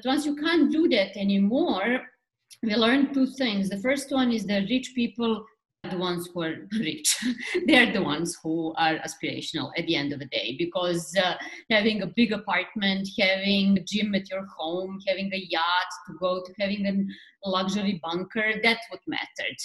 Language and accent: English; Belgrade, Serbia; first language Serbian; English is a second language; moved away as an adult; now in New York, United States; I'm Serbian from Belgrade, the capital of Serbia. I moved to New York 20 years ago